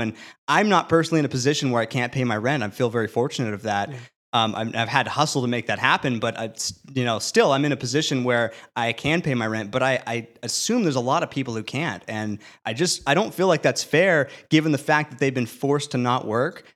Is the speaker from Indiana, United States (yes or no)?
no; California, United States; as a Californian